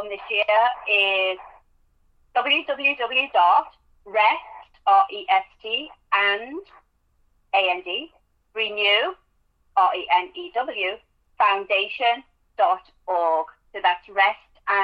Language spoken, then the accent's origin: English; England, United Kingdom; accent: English; now in United States; As you can tell from my accent, I am English. Lived in America since 1998